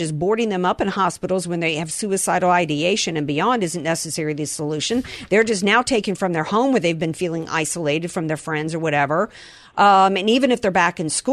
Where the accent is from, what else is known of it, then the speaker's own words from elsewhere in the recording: the South, United States; I grew up in the South and I still say, yes, ma'am, no, ma'am